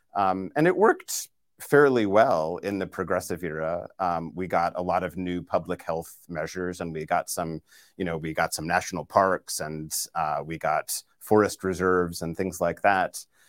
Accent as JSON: {"language": "English", "town": "Boston", "region": "Massachusetts", "country": "United States", "tie": "born or raised there", "moved": "yes", "said": "my hometown of Boston"}